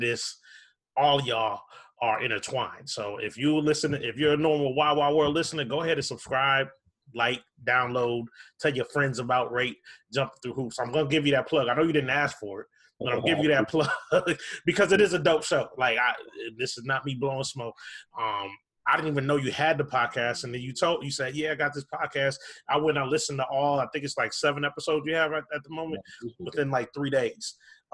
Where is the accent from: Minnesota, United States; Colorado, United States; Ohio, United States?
Minnesota, United States; Minneapolis; I grew up in Minneapolis, in South Minneapolis